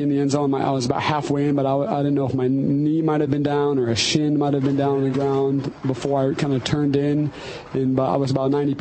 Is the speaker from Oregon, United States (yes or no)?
yes; Oregon, United States; moved away; I'm from Oregon